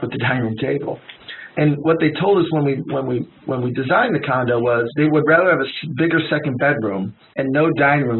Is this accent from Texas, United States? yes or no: no; Detroit, Michigan, United States; I'm from Detroit